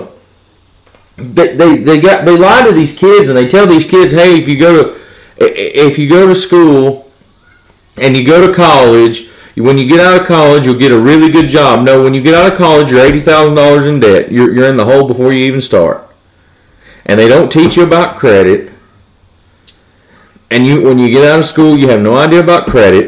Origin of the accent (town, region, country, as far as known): United States